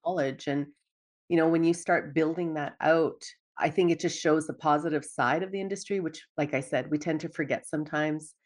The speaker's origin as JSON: {"language": "English", "town": "Dawson Creek", "region": "British Columbia", "country": "Canada", "tie": "born or raised there", "moved": "as an adult", "lives_now": "Edmonton, Canada", "said": "growing up in Dawson Creek, B C"}